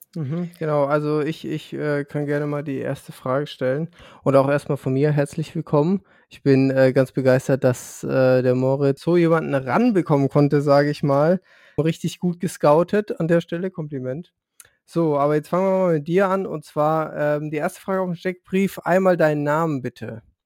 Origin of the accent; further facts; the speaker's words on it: Lower Franconia, Bavaria, Germany; weil ich aus Unterfranken komme.